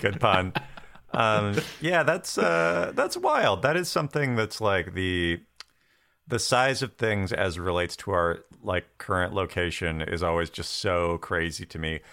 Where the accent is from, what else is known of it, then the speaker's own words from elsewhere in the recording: Western Washington State, United States; I grew up in Western Washington State, and I went to school in Eastern Washington State at Washington State University